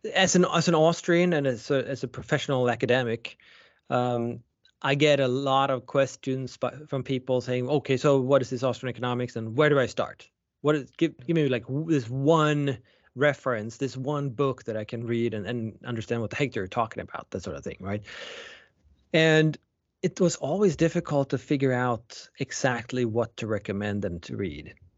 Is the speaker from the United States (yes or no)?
no; Sweden; moved away; I was born and raised in Sweden.